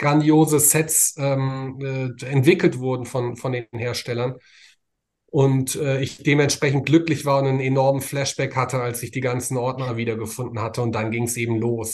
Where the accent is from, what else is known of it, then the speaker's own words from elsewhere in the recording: Frankfurt, Hesse, Germany; Born and mhm. raised tatsächlich, mitten in der Stadt, ähm, im, im, Marienkrankenhaus, das es heute nicht mehr gibt.